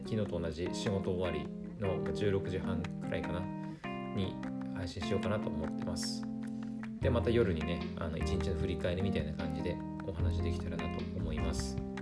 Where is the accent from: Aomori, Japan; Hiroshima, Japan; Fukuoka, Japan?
Aomori, Japan; born or raised there